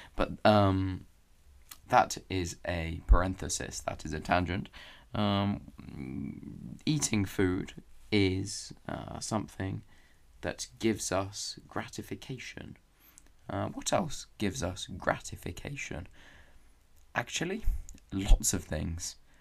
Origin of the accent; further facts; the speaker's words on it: England, United Kingdom; even if I am from England and maybe I talk like an Englishman